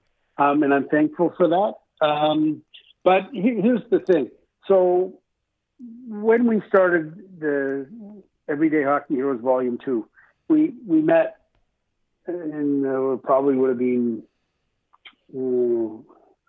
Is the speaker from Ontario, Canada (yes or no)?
yes; Toronto, Ontario, Canada; I grew up in Scarborough as well.